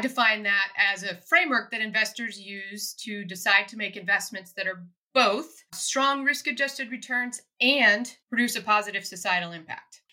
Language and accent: English; Soldotna, Alaska, United States; moved away; also born or lived in Anchorage, Alaska; Born in Anchorage and raised in Soldotna on the Kenai Peninsula